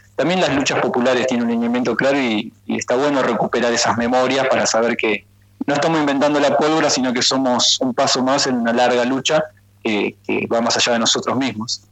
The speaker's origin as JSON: {"language": "Spanish", "region": "Buenos Aires Province", "country": "Argentina"}